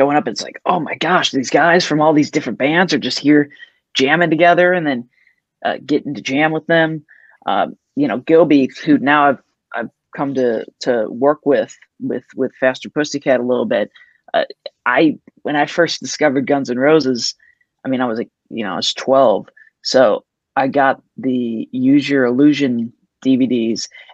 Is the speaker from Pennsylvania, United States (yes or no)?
no; St. Louis, Missouri, United States; moved away as an adult; now in Los Angeles, United States; I was all actually set to go to college in my hometown